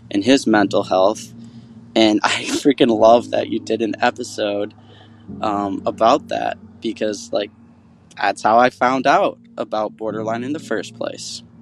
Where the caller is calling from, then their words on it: Grand Rapids, Michigan, United States; from Grand Rapids, Michigan. I'm 30 years old